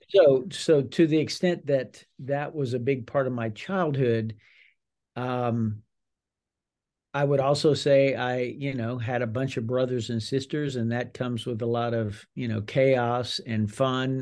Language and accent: English; South Louisiana, United States; grew up in a large Cajun, very Catholic family in South Louisiana